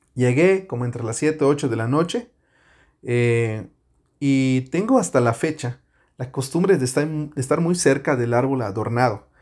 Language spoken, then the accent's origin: Spanish; Yucatán, Mexico; moved away as an adult; now in Canada; un yucateco en Canadá